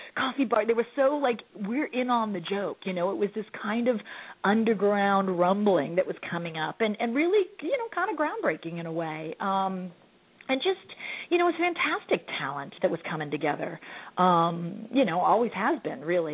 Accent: Orlando, Florida, United States; also born or lived in Winter Park; I never lived on Orange Blossom, but I am from Orlando or Winter Park.

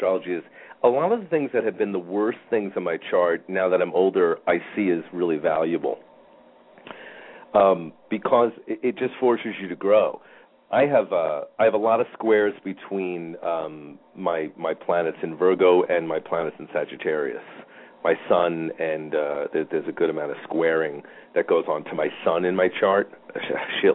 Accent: New York, United States; moved away; I'm a New Yorker originally

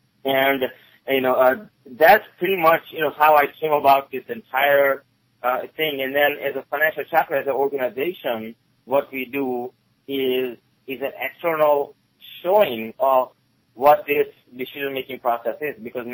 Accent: Gettysburg, Pennsylvania, United States; English is a second language; also born or lived in India; I came here originally from India in 1989, with $20 and not a word of English. I grew up here in Gettysburg, Maryland in the area

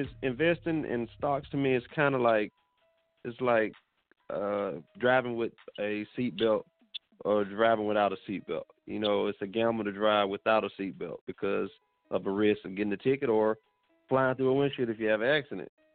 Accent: Alabama, United States; now in Fayetteville, United States; I'm born and raised in Alabama. That's why they call me …, but I'm currently living in North Carolina.

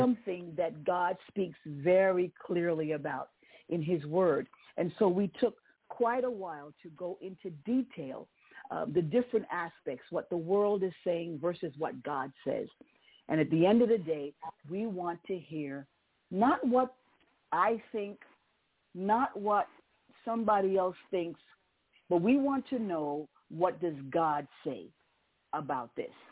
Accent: New York City, New York, United States; moved away; I was born and raised in New York City

